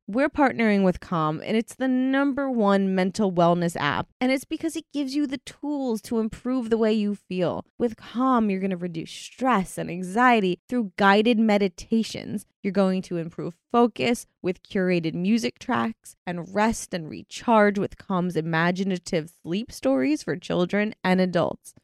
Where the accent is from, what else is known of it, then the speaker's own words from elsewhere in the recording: United Kingdom; I'm from Britain